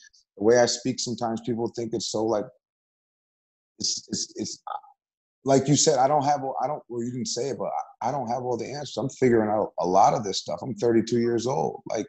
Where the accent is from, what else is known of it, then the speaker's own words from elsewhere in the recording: Beacon, New York, United States; also born or lived in Middletown, New York / Newburgh, New York; I was born in Middletown. Okay. I lived in Newburgh for a year. Then I was raised in Beacon from like first grade on.